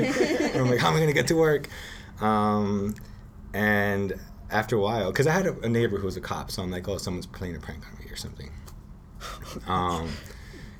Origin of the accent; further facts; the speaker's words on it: Los Angeles, California, United States; I grew up in Boyle Heights